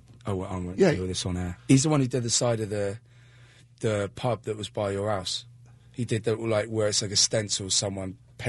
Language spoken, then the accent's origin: English; Newport, Wales, United Kingdom; now in Bristol, United Kingdom; I was born in Newport